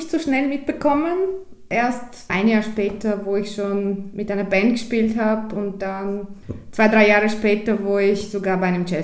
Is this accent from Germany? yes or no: no; Bulgaria; German is a second language; moved away as an adult; now in Austria; Ich bin in Bulgarien geboren und dort aufgewachsen und ähm, mein erstes Schlagzeugunterricht, eben mein erster Lehrer war auch in Bulgarien. Dann habe ich äh, eben dort maturiert und bin ziemlich sofort nach Österreich gekommen.